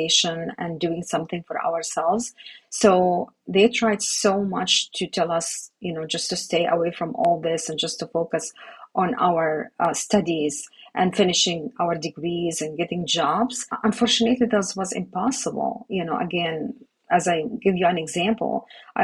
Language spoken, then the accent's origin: English; Gaza, Gaza Strip, Palestine; moved away as an adult; also born or lived in Ramallah; now in United States; I struggled growing up in Gaza.